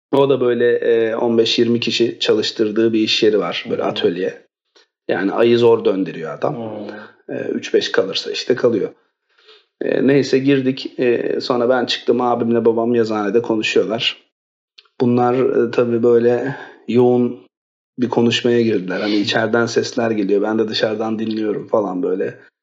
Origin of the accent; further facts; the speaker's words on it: Istanbul, Turkey; also born or lived in Bursa / London; 1986'da İstanbul'da doğdum. Ee, lise hayatımı İstanbul'da bitirdikten sonra